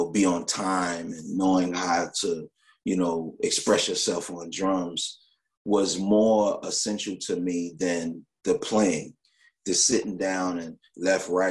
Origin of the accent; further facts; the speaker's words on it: New York, United States; I'm from New York. New York is a big but tight place